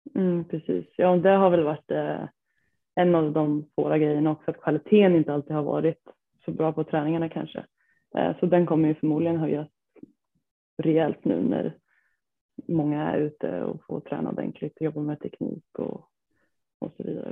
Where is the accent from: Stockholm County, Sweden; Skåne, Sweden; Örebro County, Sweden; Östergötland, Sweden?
Örebro County, Sweden; Degerfors; jag kommer från eh, Degerfors, eh, är 27 år gammal